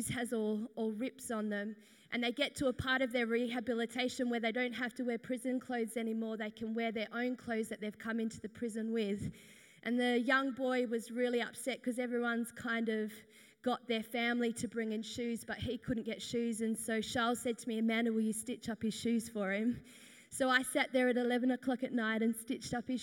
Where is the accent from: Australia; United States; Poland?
Australia; Perth, Western Australia; I am from Perth, Western Australia